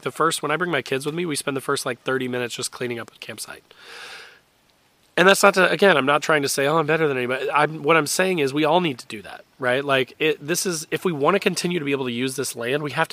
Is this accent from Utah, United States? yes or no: no; Indiana, United States; I am an Indiana boy. I grew up in Indiana